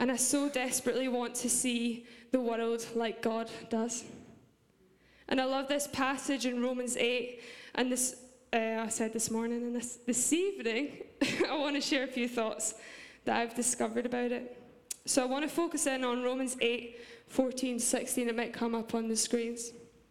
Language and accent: English; Scotland, United Kingdom; accent: Scottish; my Scottish accent